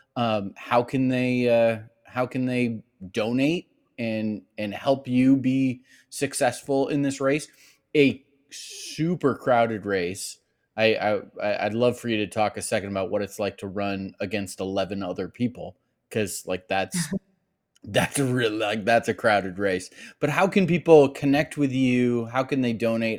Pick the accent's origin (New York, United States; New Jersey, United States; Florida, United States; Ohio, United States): Ohio, United States; Cleveland; I grew up in Cleveland, Ohio.